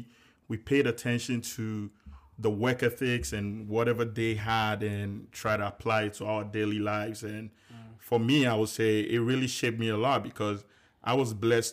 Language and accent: English; Accra, Greater Accra, Ghana; moved away as an adult; now in United States; I was born and raised in Accra, Ghana. Lived in Accra, Medina to be precise, all my life.